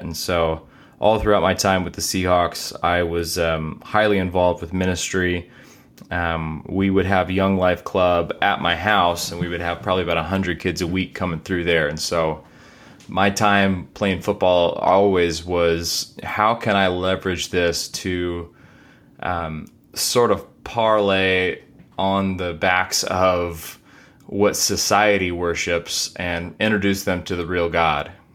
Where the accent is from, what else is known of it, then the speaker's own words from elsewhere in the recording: Corpus Christi, Texas, United States; also born or lived in Seattle, United States; now in Dallas, United States; I grew up in Corpus